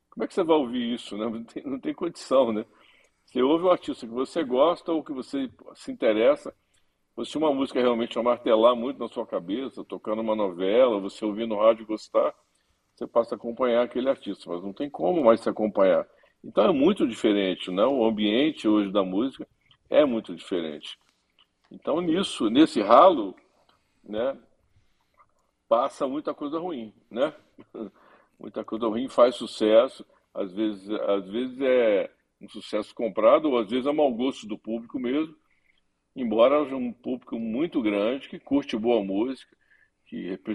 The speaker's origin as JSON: {"language": "Portuguese", "town": "Belo Horizonte", "region": "Minas Gerais", "country": "Brazil", "tie": "born or raised there", "also_born_or_lived": "Rio de Janeiro", "said": "tenho saudades dos meus tempos do Rio, mas estou muito feliz aqui em Belo Horizonte também, que é minha terra, né? Voltei para cá nos últimos 15 para 20 anos, mas morei 26 anos no Rio"}